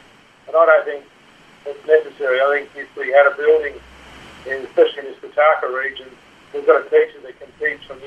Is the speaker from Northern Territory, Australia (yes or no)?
yes; Alice Springs, Northern Territory, Australia; I'm from Central Australia, Alice Springs